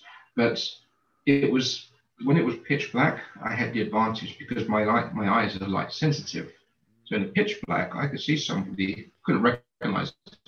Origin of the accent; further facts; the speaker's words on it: Canning Town, London, United Kingdom; I grew up in East London in a place called Canning Town.